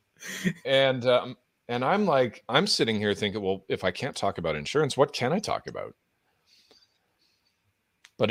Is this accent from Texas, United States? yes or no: no; Southern California, United States; also born or lived in Edmonton, Alberta, Canada; growing up in Southern California